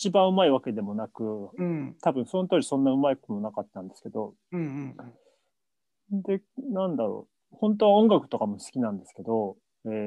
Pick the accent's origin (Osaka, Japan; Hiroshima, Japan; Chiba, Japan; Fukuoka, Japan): Osaka, Japan; moved away; もともと僕大阪なんですけど